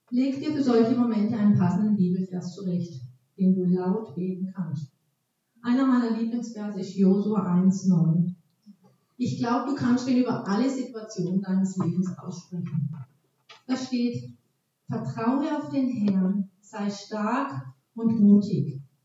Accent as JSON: {"language": "German", "region": "Baden-Württemberg", "country": "Germany", "accent": "Alemannic", "moved": "yes", "said": "ich komme aus Baden-Württemberg ursprünglich und spreche den Dialekt Alemannisch"}